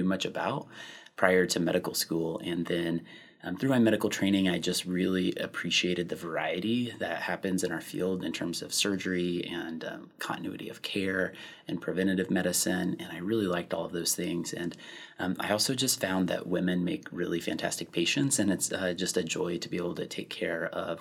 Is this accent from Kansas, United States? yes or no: yes; Kansas, United States; moved away as an adult; also born or lived in Oklahoma; now in Madison, United States; I'm originally from Kansas and did my training in Oklahoma, and then I came up here following residency